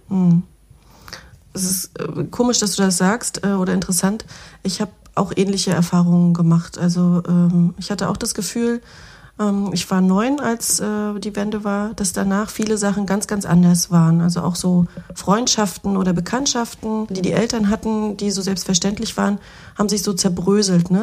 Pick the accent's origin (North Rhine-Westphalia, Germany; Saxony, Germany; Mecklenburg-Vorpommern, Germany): Mecklenburg-Vorpommern, Germany; Schwerin; Jahrgang 80, die Journalistin, geboren in Schwerin, Mecklenburg